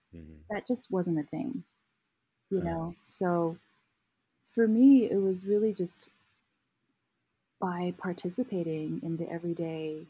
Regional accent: Kathmandu, Bagmati, Nepal; moved away as an adult; now in Colorado, United States; I grew up in Kathmandu, Nepal

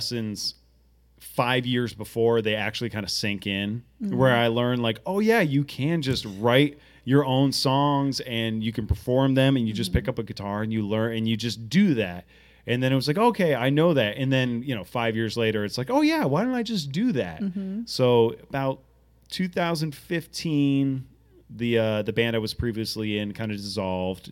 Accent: Portsmouth, Rhode Island, United States; I grew up in Portsmouth, Rhode Island

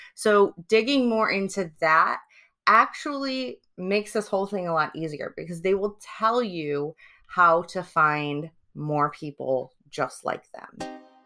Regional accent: Detroit, Michigan, United States; also born or lived in Cambridge, United Kingdom; now in San Diego, United States; I'm originally from Detroit, Michigan.

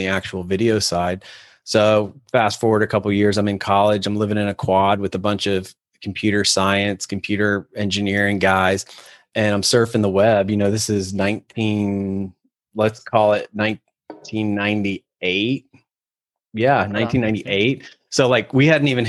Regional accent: Ohio, United States; moved away as an adult; also born or lived in Atlanta; I'm from Ohio, ended up in Atlanta working for an agency

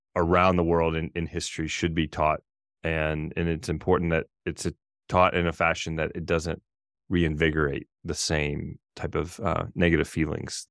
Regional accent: Brookhaven, Mississippi, United States; now in Jackson, Wyoming, United States; I grew up in a town called Brookhaven, Mississippi

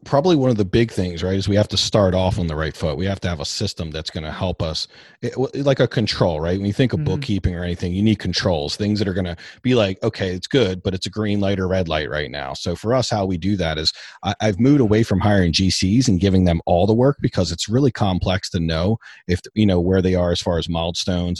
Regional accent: Baltimore, Maryland, United States; I'm from Baltimore. Baltimore, Maryland

